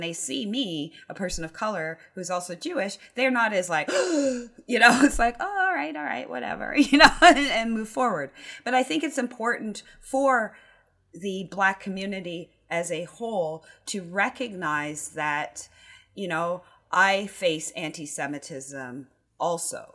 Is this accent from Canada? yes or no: yes; Canada; I am Canadian.